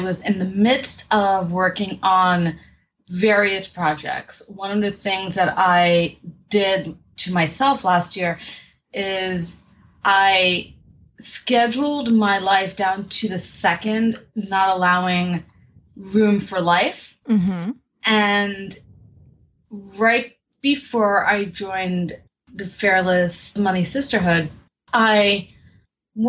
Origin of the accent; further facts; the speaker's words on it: New York City, New York, United States; I am from New York City, born and raised